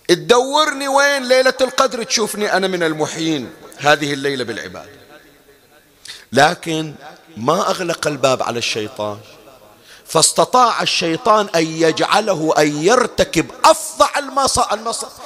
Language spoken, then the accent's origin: Arabic; Bahrain; احنا عندنا في البحرين